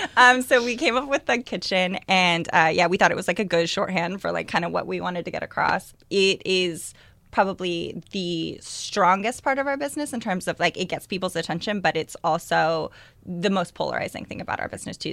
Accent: East Bay, Northern California, United States; I grew up in the East Bay, up in, uh, Northern California.

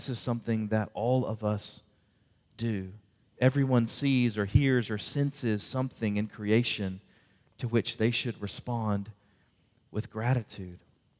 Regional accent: Houston, Texas, United States; because I grew up in the Houston area.

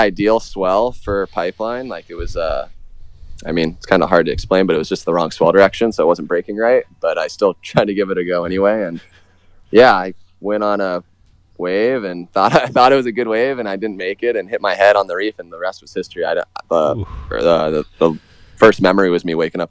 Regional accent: New Smyrna Beach, Florida, United States; I grew up I grew up in Florida, New Smyrna Beach. That's my hometown. I still live here

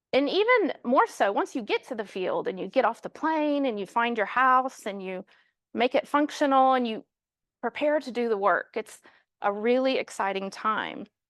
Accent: Kansas City, Missouri, United States; moved away as an adult; now in London, United Kingdom; we're actually from Kansas City, so we were sent out of Kansas City to London twenty years ago

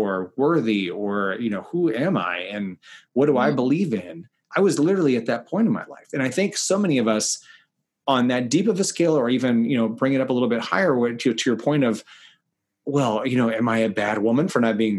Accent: the South, United States; moved away; also born or lived in Kansas City; I'm from the South originally

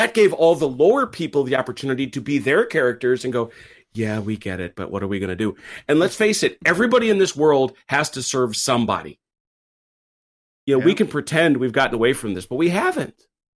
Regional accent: Bristol, South West England, United Kingdom; And because I'm from Bristol, damn it, you know, and we got manners where I come from

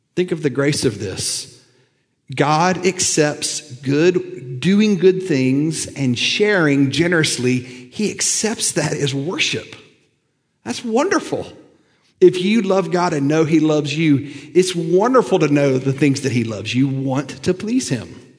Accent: Lookout Mountain, Tennessee, United States; I grew up on Lookout Mountain

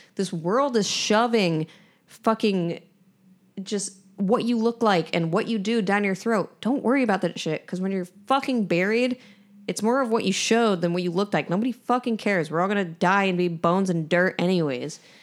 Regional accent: New York, United States; I'm from New York

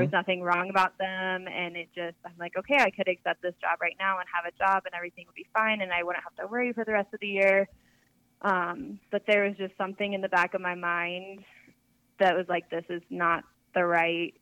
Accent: Colorado, United States; moved away as an adult; also born or lived in Texas; I'm from Colorado, but I was in Texas

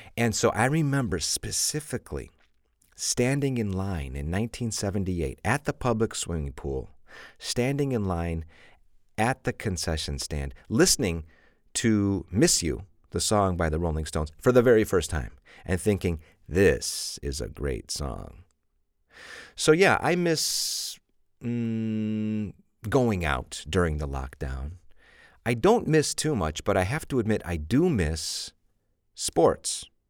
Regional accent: Chicago, Illinois, United States; I'm from Chicago, and we say pop

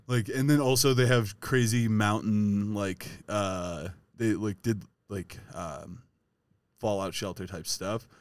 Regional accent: Ohio, United States; We're from Ohio

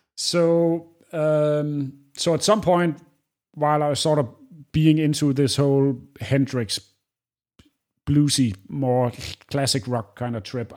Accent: Aarhus, Central Denmark Region, Denmark; I grew up in the same city that I live in now. It's second largest city in Denmark, which it doesn't say a lot, called Aarhus

